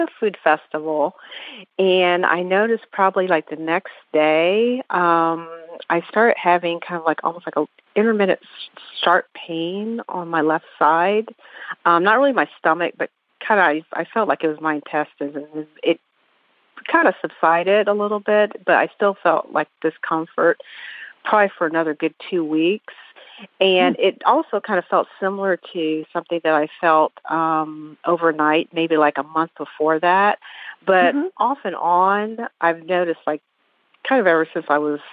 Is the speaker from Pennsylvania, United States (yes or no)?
no; Ohio, United States; now in Atlanta, United States; I'm also a Buckeye originally